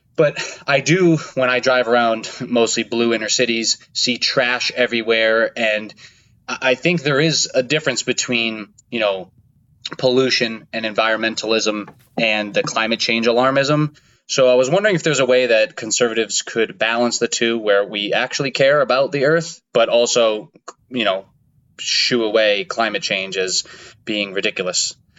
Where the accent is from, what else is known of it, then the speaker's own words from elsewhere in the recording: Connecticut, United States; I am an Italian from Connecticut